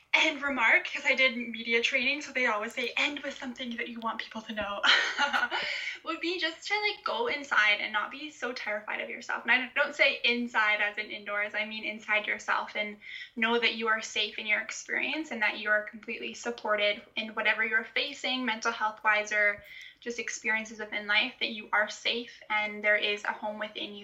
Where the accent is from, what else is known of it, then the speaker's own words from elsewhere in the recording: Canada; The way that I sound, even though I'm Canadian, it's because my parents are Scottish